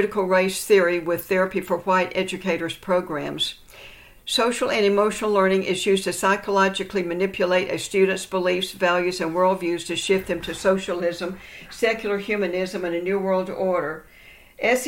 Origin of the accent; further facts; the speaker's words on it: Texas, United States; my home state of Texas